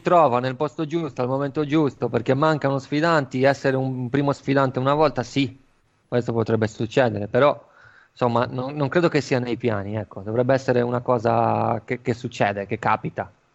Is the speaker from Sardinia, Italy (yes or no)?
yes; Flumini, Sardinia, Italy; al Flumini, il mio paese